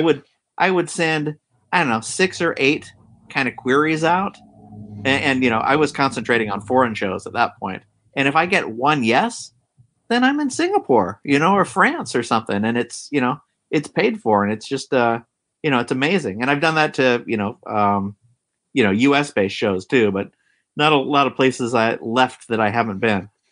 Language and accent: English; Marysville, California, United States; I grew up in Marysville, Yuba City area, which is, uh, like, a farm towns, like, forty miles north of Sacramento, California